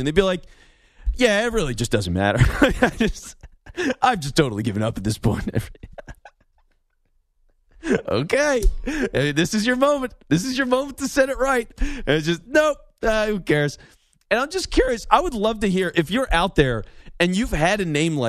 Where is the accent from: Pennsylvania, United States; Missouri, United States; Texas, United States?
Pennsylvania, United States; Philadelphia; I was born and raised in Philly